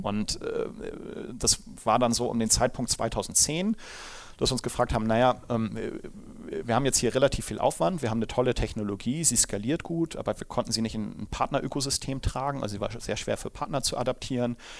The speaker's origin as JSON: {"language": "German", "region": "Hamburg", "country": "Germany", "moved": "as an adult", "lives_now": "Munich, Germany", "said": "Ich komme ja ursprünglich aus Hamburg, wie man dem Dialekt wahrscheinlich nach entnehmen kann"}